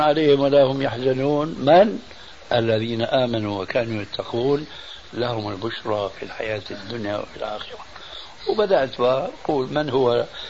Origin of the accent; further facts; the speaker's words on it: Syria; عندنا بالشام